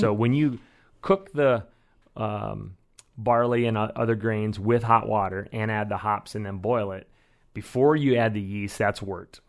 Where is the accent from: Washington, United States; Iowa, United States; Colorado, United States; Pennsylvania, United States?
Iowa, United States; moved away as an adult; also born or lived in Chicago; now in Eugene, United States; I grew up in Iowa, as did my wife